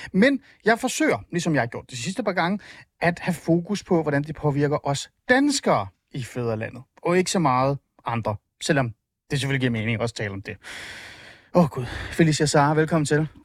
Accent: Iran; jeg er iraner.

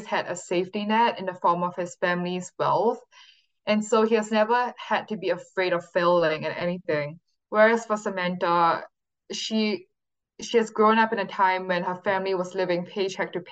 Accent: Singapore; moved away as an adult; now in California, United States; the place that I've grown up in for the first 18 years of my life

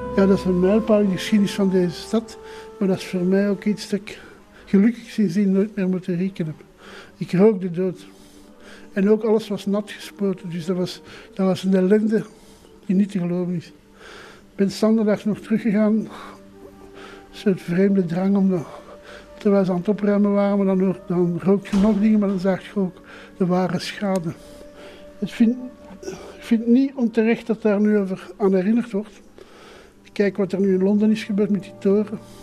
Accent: Flanders, Belgium; also born or lived in Brussels; in een elite school in Brussel als Vlaming

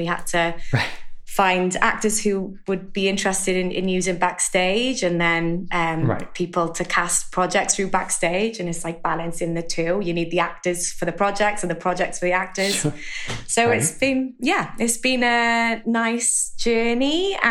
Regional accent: Wales, United Kingdom; accent: Welsh; I'm in the UK, if you can tell by my accent, from Wales, which is a bit different from the English accent

